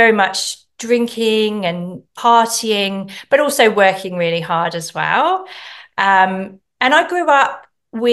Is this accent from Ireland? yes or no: no; England, United Kingdom; moved away; I'm from England originally